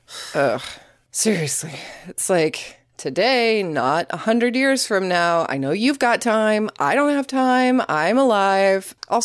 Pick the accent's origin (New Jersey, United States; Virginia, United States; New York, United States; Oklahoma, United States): Oklahoma, United States; Sorry, I'm from Oklahoma. I never learned the difference.